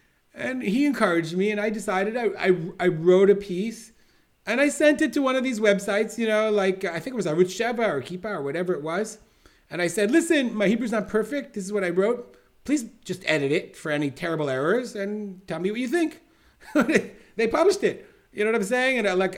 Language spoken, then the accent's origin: English; England, United Kingdom; I can't change the fact that I came from England and I have this miftah and I don't have the language.